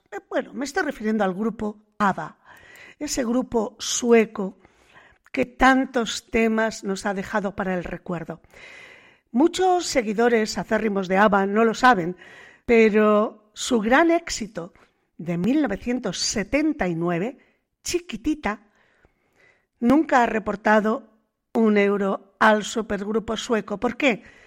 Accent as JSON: {"language": "Spanish", "area": "the Cantabrian coast", "region": "northern Spain", "country": "Spain", "said": "aquí en el norte, ¿qué le vamos a hacer si nacimos en el Cantábrico"}